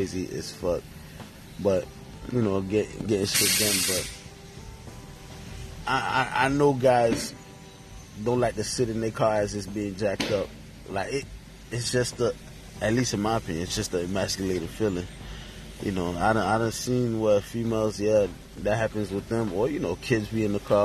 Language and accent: English; New York, United States; also born or lived in Haiti (ancestry); now in North Miami, United States; I'm originally from New York.